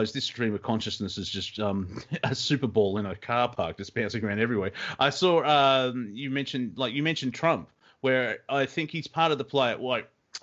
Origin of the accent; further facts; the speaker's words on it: Australia; as an Australian